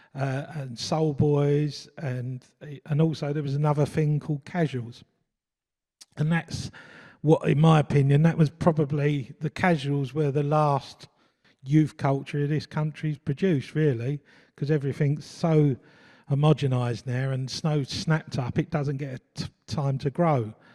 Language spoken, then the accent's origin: English; London, United Kingdom; I come from East London, uh, brought up in Forest Gate, uh, families from Bow